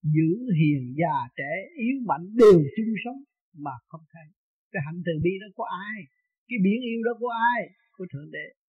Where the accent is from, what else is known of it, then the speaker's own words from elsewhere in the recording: Vietnam; mình người Việt Nam mộc mạc